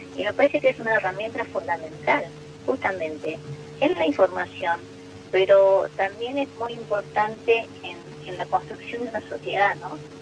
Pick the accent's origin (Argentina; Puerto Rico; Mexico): Argentina; todos y todas como argentinos